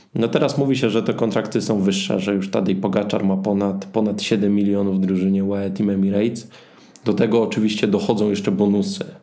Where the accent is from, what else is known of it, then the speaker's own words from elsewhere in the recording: Zabrze, Silesian Voivodeship, Poland; ja dokładnie akurat jestem z Zabrze